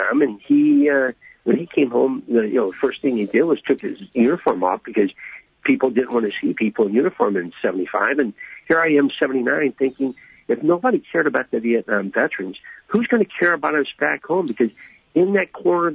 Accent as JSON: {"language": "English", "area": "Krakow", "region": "Missouri", "country": "United States", "tie": "born or raised there", "said": "growing up in a small town of Crockle"}